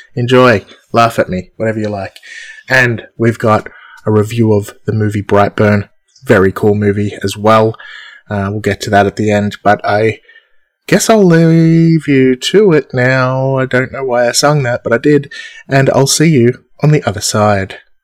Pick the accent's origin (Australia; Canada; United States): Australia; I'm Australian